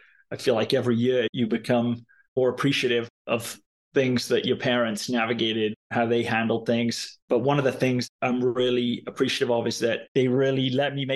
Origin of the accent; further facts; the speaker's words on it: Cardiff, Wales, United Kingdom; I grew up in Cardiff, capital city of the great Welsh nation